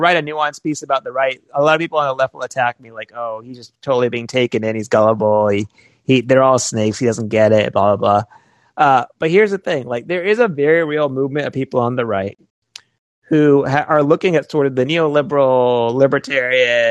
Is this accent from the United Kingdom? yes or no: no; Georgia, United States; I grew up in the Deep South in Georgia